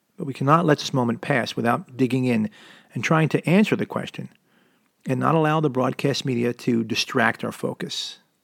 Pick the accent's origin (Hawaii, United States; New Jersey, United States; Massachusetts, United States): New Jersey, United States; suburbs of Philadelphia, Jersey side; also born or lived in Camden, New Jersey; now in Southern California, United States; I was born in Camden, New Jersey, and grew up in the suburbs of Philadelphia on the Jersey side of the Delaware River